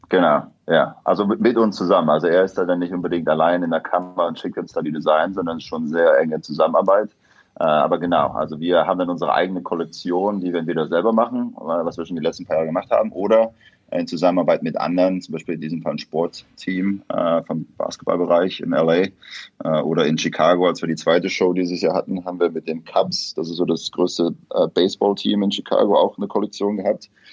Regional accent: Köthen, Saxony-Anhalt, Germany; moved away as an adult; also born or lived in near Leipzig, Saxony / Hamburg; now in New York, United States; Aus Sachsen-Anhalt. Also ursprünglich bin ich in der Nähe von Leipzig geboren, aber habe dann die meiste Zeit in Sachsen-Anhalt, da bei Köthen gewohnt, Halle-Saale

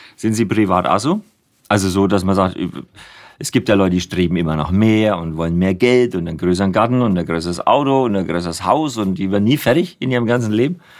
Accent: Nuremberg, Bavaria, Germany; accent: Franconian; ich bin ja in Nürnberg geboren mhm. und rede auch so

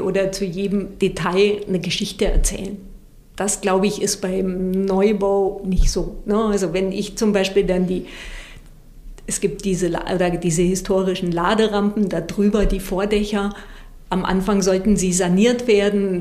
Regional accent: Southern Germany, Germany; ich komme aus Süddeutschland

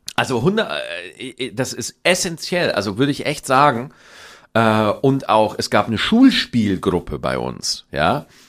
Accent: Schwarzach, Bavaria, Germany; accent: Bavarian, mixed with Standard German; moved away; meine Heimat Niederbayer

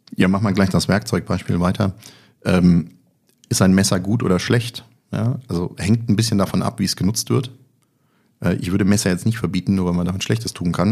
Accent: Kassel, Hesse, Germany; born or raised there

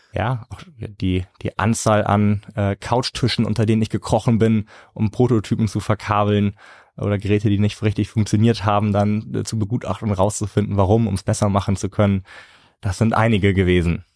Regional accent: Northern Germany, Germany; Bei uns in Norddeutschland

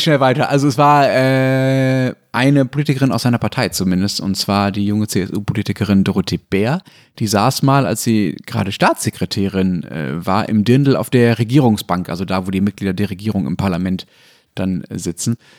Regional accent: Essen region, North Rhine-Westphalia, Germany; Ich bin meiner Heimatregion halt äh, in besonderer Zuneigung verbunden

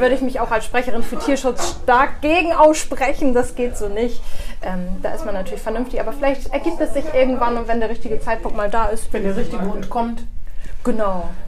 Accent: Bremerhaven, Bremen, Germany; ich wurde in Bremerhaven auch geboren

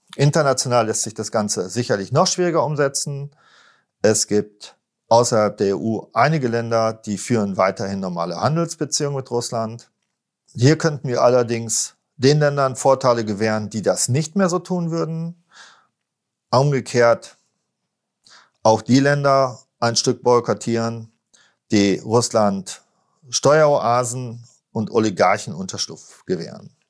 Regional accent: Germany; als Deutsche

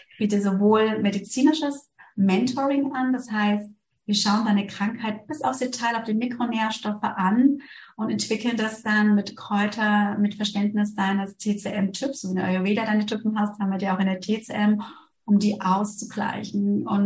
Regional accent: Germany; moved away as an adult; now in Switzerland; Ich bin ja aus Deutschland in die Schweiz gekommen, weil es hier den integrativen Lehrstuhl gibt

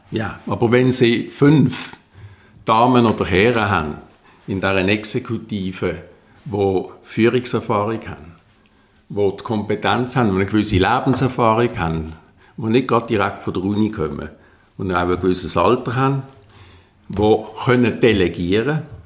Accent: Basel, Basel-Stadt, Switzerland; bei uns in Basel

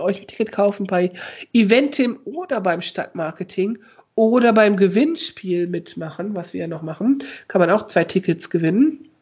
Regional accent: Osnabrück, Lower Saxony, Germany; moved away; Ich komm ja aus Osnabrück

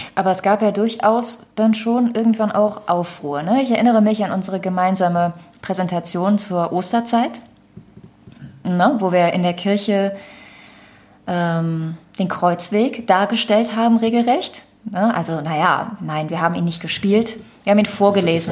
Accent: Düren, North Rhine-Westphalia, Germany; Denn Düren ist ja meine Heimat.

